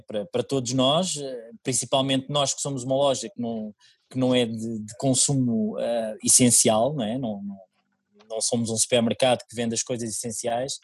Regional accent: Oeiras, Lisbon, Portugal; eu sou residente de Oeiras desde que nasci, aliás, eu nasci em Oeiras, ah, sempre vivi em Oeiras

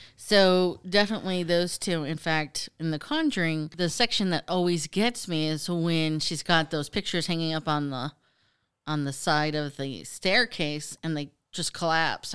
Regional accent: United States; being American

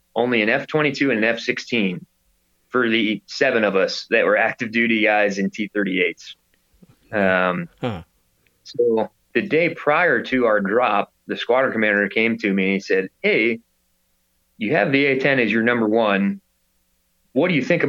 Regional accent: Plano, Texas, United States; I grew up in Plano playing lacrosse with two buddies of mine

